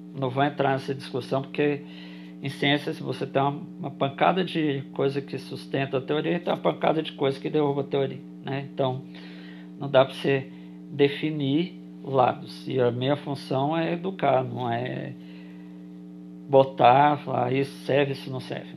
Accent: Brasília, Federal District, Brazil; eu sou de Brasília

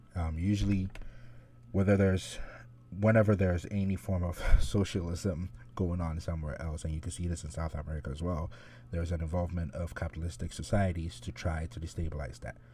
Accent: Ghana; I'm, I'm Ghanaian

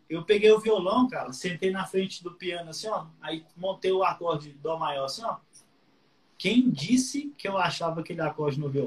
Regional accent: Patos de Minas, Minas Gerais, Brazil; eu sou de Patos de Minas, que é uma cidade do interior de Minas, né? Terra do milho, tem, famosa lá pelas pamonhas.

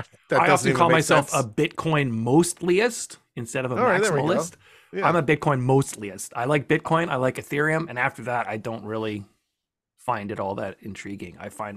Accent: Western Canada, Canada; accent: Western Canadian; I'm Western Canadian, which is a little more neutral of an accent.

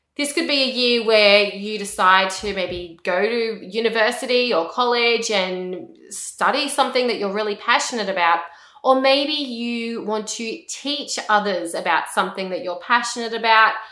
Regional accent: Australia; I'm an Australian, I live in Australia.

